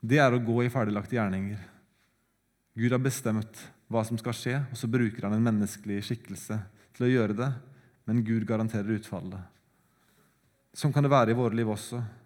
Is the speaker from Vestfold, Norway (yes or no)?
yes; Sandefjord, Vestfold, Norway; Sandefjord engang, der jeg kommer fra